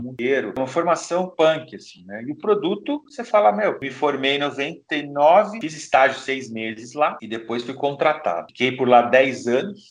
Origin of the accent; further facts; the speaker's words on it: Brazil; A gente é brasileiro